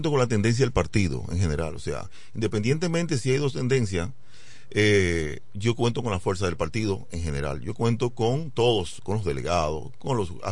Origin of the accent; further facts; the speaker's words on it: La Romana, Dominican Republic; como amo la romana, también he criticado, no a la romana, sino a, las, aquellas, cosas que afectan a mi pueblo romana, como la luz, el agua, la basura, el caos, el transporte público